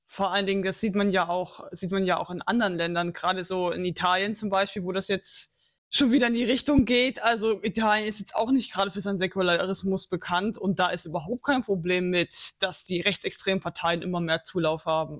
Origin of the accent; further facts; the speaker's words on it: Saxony, Germany; moved away; ich will nicht zurück nach Sachsen